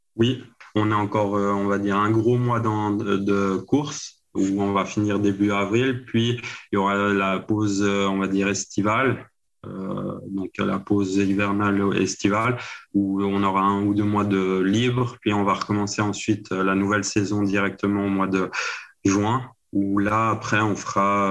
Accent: Le Bouveret, Valais, Switzerland; je viens de la région de Port-Valais

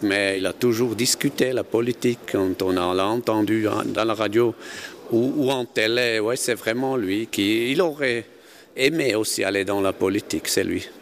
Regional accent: Kandersteg, Bern, Switzerland; je suis né à Kandersteg dans une famille paysanne

